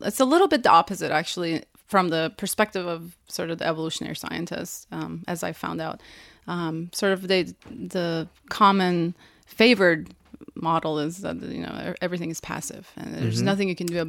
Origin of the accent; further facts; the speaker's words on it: Iran; moved away; I'm from Iran